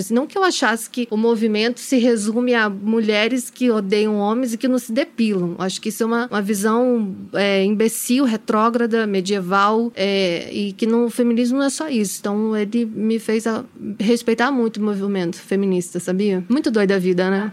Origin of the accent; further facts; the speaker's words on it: Brazil; accent: Brazilian; moved away as an adult; also born or lived in Spain; o meu sotaque brasileiro